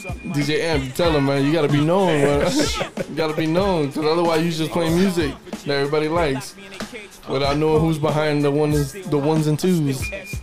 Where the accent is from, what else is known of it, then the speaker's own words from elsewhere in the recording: New York City, New York, United States; And I'm from New York. I'm from New York. Shout out to Washington Heights.